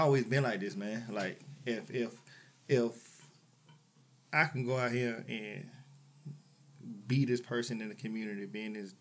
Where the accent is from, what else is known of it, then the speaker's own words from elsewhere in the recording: Augusta, Georgia, United States; I'm from Augusta, born and raised here, man. I grew up in the Harrisburg area